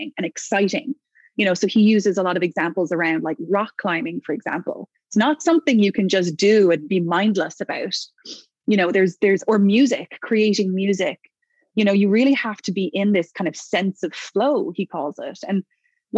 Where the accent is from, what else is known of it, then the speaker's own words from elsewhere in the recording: Ireland; moved away as an adult; also born or lived in New York; now in Toronto, Canada; it's home to Ireland